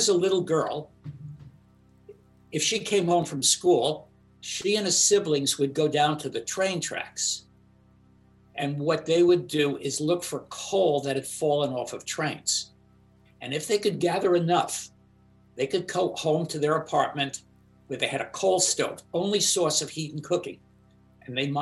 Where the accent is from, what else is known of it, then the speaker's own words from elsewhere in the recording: New York City, New York, United States; I grew up in Brooklyn